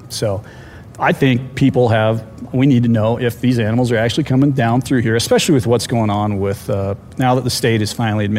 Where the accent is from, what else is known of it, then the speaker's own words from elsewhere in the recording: Steamboat Springs, Colorado, United States; I'm also from Old Steamboat Springs.